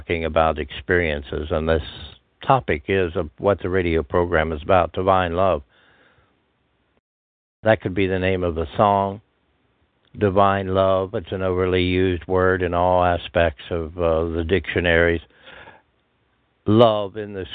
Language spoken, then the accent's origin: English; Pennsylvania, United States; born or raised there